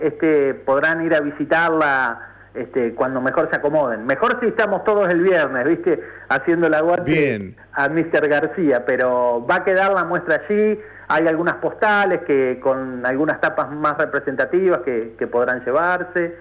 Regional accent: Ayacucho, Buenos Aires Province, Argentina; now in La Plata, Argentina; yo soy de Ayacucho, no de La Plata

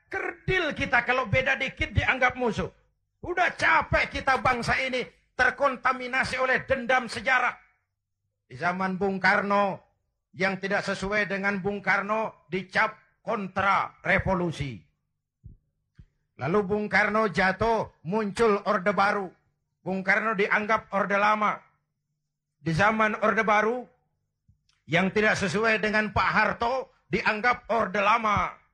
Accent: Kebayoran, Jakarta, Indonesia; born there; Bahwa saya lahir di Kebayoran, itu sih kebetulan.

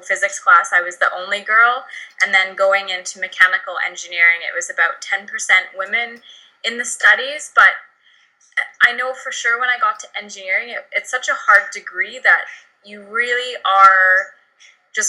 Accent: Canada; I grew up in the Canadian Rockies

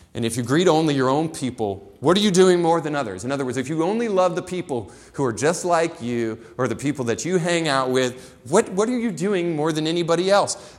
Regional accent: Florida, United States; I grew up in the dirty South. I grew up in Florida, and I lived on the beach, but it was a very rural community

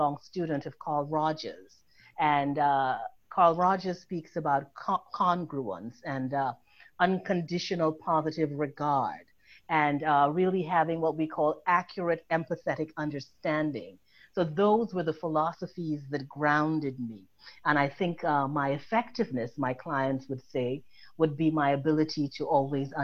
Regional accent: Trinidad & Tobago; now in New York, United States; I was born in Trinidad and Tobago

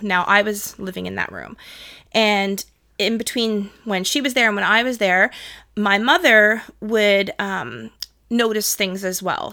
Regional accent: Toronto, Ontario, Canada; also born or lived in Whitby; I grew up in Toronto, moved to Whitby when I was nine years old

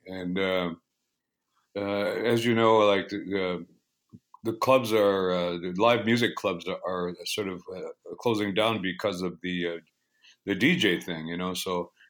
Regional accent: Six Nations of the Grand River, southern Ontario, Canada; moved away as an adult; now in West Coast, Canada; And I play the blues. I was born on the Six Nations of the Grand River Territory in southern Ontario in the 1900s, the mid-1900s, around exactly 1960.

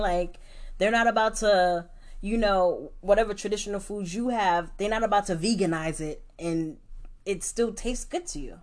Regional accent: New York City, New York, United States; moved away; growing up in New York

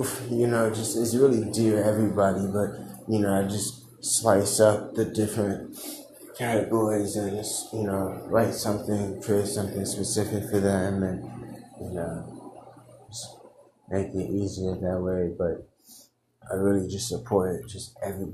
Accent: United States; as an American

